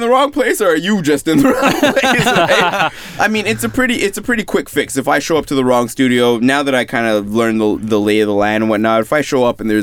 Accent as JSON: {"language": "English", "town": "Montreal", "region": "Quebec", "country": "Canada", "tie": "born or raised there", "moved": "yes", "lives_now": "Vancouver, Canada", "said": "I'm from Montreal, born and raised Montreal, and I chose to move to Vancouver"}